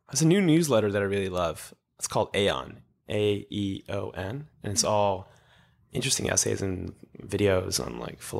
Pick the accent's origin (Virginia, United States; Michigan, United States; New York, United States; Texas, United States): New York, United States; also born or lived in Israel; me from israel to new york at nine months